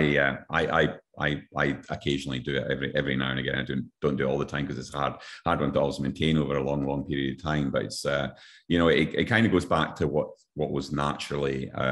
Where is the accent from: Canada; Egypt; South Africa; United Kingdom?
United Kingdom; Scotland; now in Queensland, Australia; my home country, Scotland